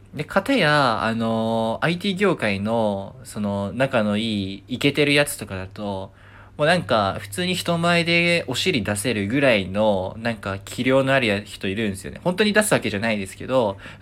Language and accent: Japanese; Nagoya, Aichi, Japan; moved away; 地元名古屋で、名古屋に行ったんですよね。あの、まあ、帰省したんですよ。両親に会うために